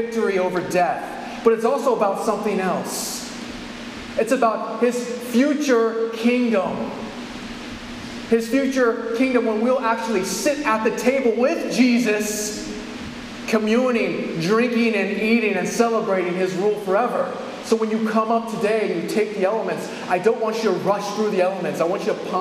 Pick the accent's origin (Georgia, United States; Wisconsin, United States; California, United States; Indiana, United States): California, United States; I'm from California.